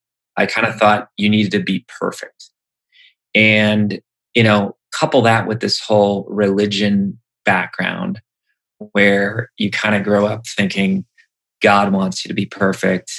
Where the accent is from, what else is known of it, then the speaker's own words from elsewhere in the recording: Wisconsin, United States; I grew up in Wisconsin